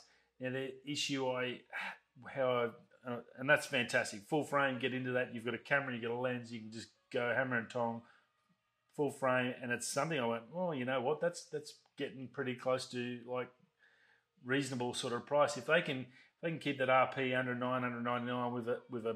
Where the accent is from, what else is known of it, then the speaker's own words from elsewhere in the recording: Australia; I'm from Australia